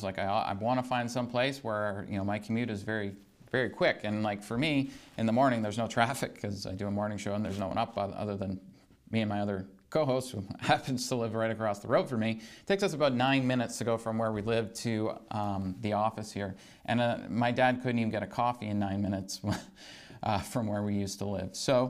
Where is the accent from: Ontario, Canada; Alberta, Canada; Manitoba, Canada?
Ontario, Canada; Barrie; moved away as an adult; now in Sault Ste. Marie, Canada; I grew up just outside of Barrie